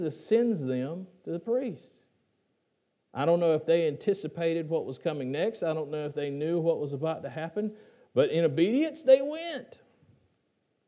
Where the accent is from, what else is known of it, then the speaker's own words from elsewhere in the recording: Gastonia, North Carolina, United States; my hometown of Gastonia